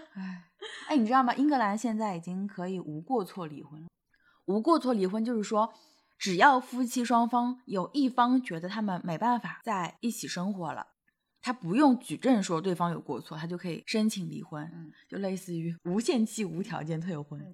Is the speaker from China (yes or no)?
yes; Shanghai, China; 我们是在上海